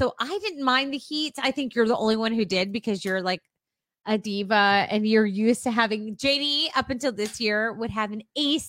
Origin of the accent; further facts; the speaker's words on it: Texas, United States; we aren't Hispanic, we aren't German, we aren't Irish, we're Texan.